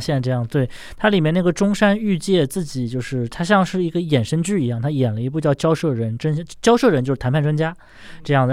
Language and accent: Chinese; China